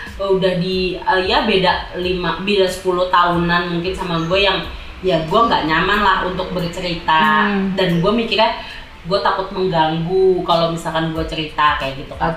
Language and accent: Indonesian; Jakarta, Indonesia; moved away as an adult; also born or lived in East Java; Gue anak Jakarta yang lahir dari la, lahir di Jakarta dan besar di Jakarta.